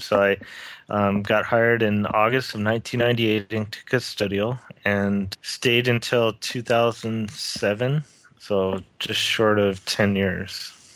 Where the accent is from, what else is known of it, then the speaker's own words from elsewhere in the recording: Lakewood, California, United States; growing up in Southern California, um, in Lakewood, California, is where I grew up